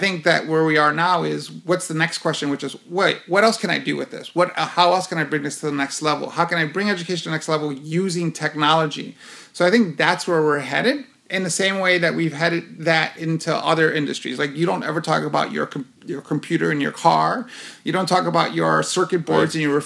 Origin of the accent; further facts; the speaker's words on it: New York City, New York, United States; now in Phoenix, United States; I was born and raised in Hell's Kitchen, New York